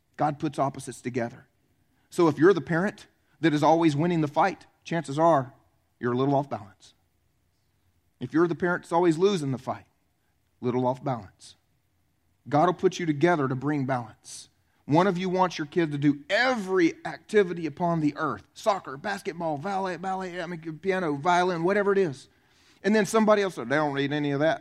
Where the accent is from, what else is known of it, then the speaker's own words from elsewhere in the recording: the South, United States; I was raised in the South.